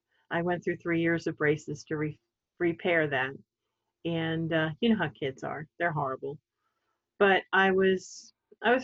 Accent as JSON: {"language": "English", "town": "Sellersville", "region": "Pennsylvania", "country": "United States", "tie": "born or raised there", "said": "I grew up in Bucks County, Pennsylvania, a small town called Sellersville."}